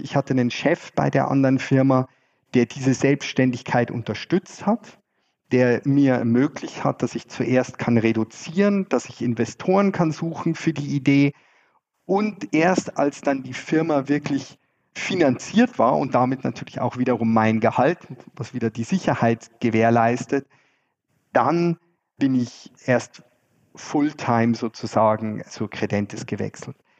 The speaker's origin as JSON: {"language": "German", "town": "Freising", "region": "Bavaria", "country": "Germany", "tie": "born or raised there", "also_born_or_lived": "Scotland / Zurich, Switzerland", "moved": "as an adult", "lives_now": "Switzerland", "said": "Ich komme ursprünglich aus Freising äh, in der Nähe von München bin dort aufgewachsen"}